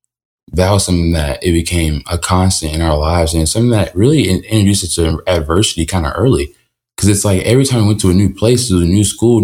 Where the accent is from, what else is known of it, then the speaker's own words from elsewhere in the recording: Niceville, Florida, United States; also born or lived in Peoria, Illinois / Louisiana / Alaska; But I'm from Niceville, Florida, and that gets a little jumbled because I'm a military kid.